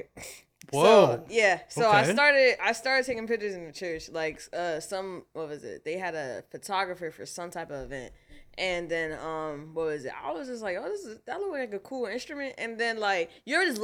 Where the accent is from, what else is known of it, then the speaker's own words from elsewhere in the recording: Philadelphia, Pennsylvania, United States; I was born in Southwest Philadelphia.